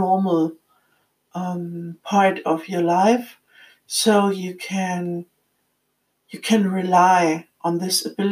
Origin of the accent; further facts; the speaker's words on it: Frankfurt, Hesse, Germany; moved away; I was living close to my hometown, Frankfurt, at that time